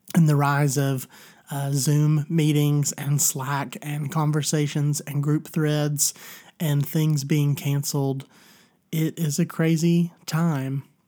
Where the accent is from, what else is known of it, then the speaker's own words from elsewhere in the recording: Tennessee, United States; my home state of Tennessee